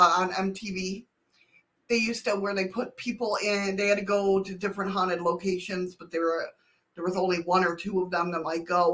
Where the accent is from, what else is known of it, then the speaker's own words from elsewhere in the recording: Buffalo, New York, United States; now in Alaska, United States; I'm originally from Western New York near Buffalo